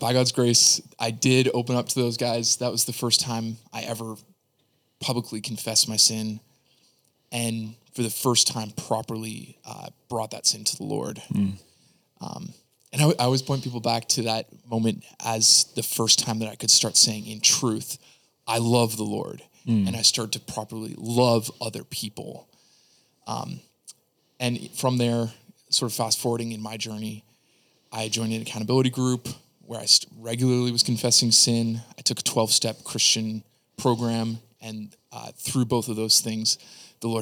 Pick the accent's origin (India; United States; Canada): Canada; Niagara, Ontario; I grew up in Niagara, Canada